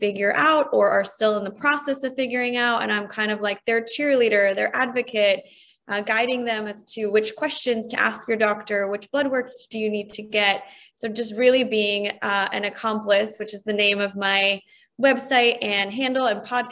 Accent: New Jersey, United States; moved away as an adult; also born or lived in Poland / New York City; now in Nashville, United States; I grew up right outside of New York City in New Jersey

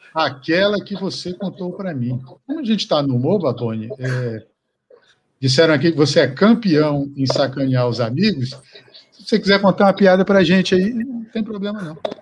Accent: Acre, Brazil; moved away; also born or lived in Rio de Janeiro; Para mim, que sou do Acre, morei no Rio

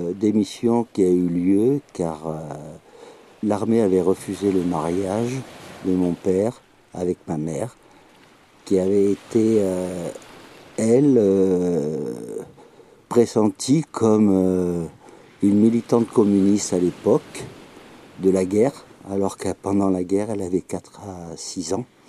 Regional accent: Soustons, Nouvelle-Aquitaine, France; Je suis né dans les Landes, à Souston très exactement

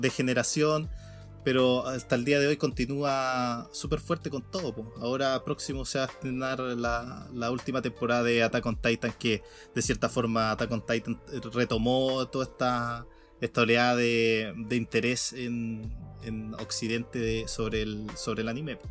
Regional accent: Chile; como buen chileno

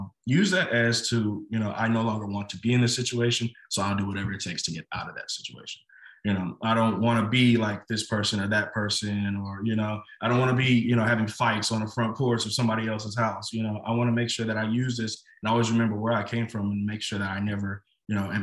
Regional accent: Little Rock, Arkansas, United States; when we were younger, we grew up on Marshall Street, literally the back of my house, back up to what's called Wolf in Little Rock, Arkansas

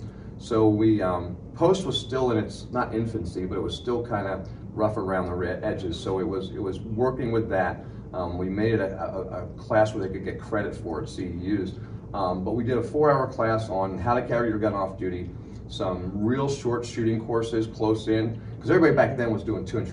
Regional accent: Kansas City, Missouri, United States; they figured since I came from Kansas City, I must know something about shooting.

